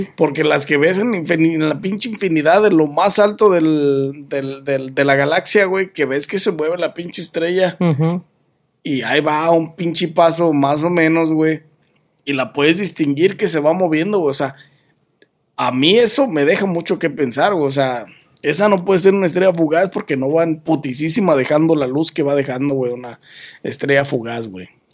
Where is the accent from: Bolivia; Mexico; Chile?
Mexico; soy mexicano